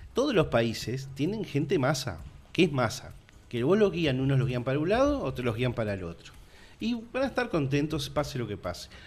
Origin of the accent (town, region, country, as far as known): Uruguay